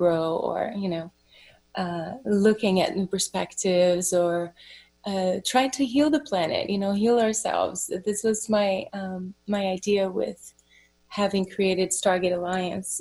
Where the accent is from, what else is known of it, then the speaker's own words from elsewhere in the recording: Brazil; moved away as an adult; I was born in Brazil and I moved here in my very early 20s, I was 21, 22